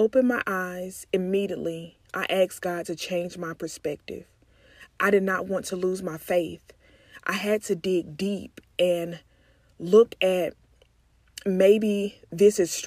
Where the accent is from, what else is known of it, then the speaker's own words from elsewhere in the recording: McComb, Mississippi, United States; now in Dallas, United States; I am originally from Macomb, Mississippi, but I currently reside in Dallas, Texas